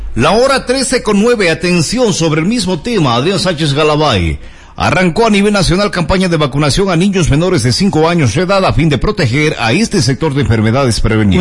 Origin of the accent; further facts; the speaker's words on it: Ecuador; Las fuentes necesarias no las tenemos los ecuatorianos.